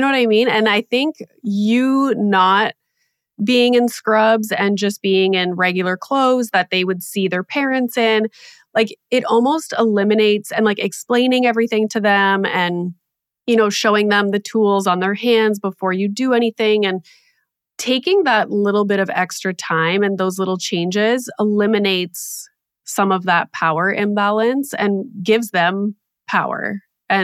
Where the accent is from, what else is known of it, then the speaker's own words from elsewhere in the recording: Canada; also born or lived in Toronto area; I'm Canadian